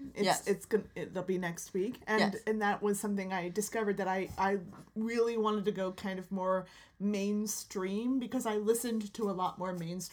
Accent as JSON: {"language": "English", "town": "Fort Lauderdale", "region": "Florida", "country": "United States", "tie": "born or raised there", "said": "Grew up in the Fort Lauderdale area, right next to Miami"}